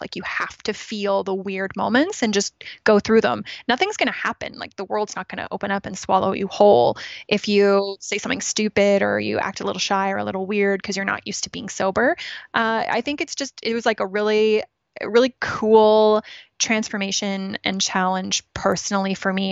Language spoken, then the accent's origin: English; Ontario, Canada; moved away as an adult; also born or lived in Toronto / Regina, Saskatchewan / British Columbia; now in Kelowna, Canada; I was born in Toronto, grew up in Ontario, so other side of the, other side of the country